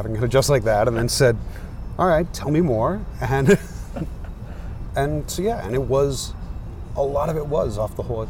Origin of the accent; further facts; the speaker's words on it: Maine, United States; now in California, United States; my hometown in Maine.